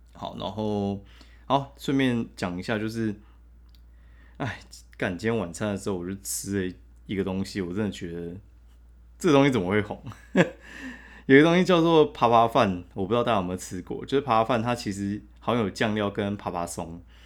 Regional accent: Taiwan; 我们台湾人超喜欢吃补的

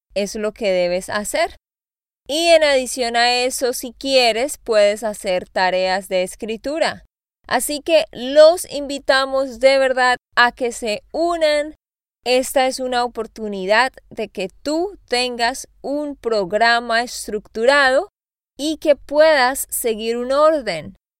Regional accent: Santander, Colombia; also born or lived in Austin, Texas; now in Nashville, United States; de Santander, Colombia.

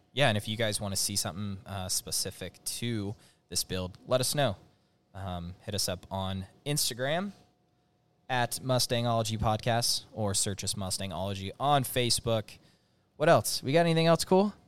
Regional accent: Northern California, United States; i grew up in Northern California

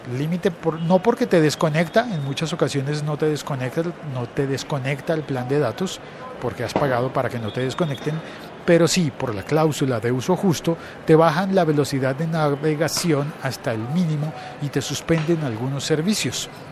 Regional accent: Colombia

